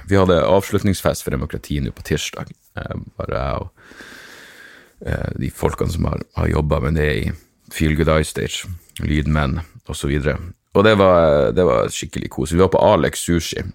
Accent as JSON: {"language": "Norwegian", "region": "Northern Norway", "country": "Norway", "said": "vi er nordlendinger"}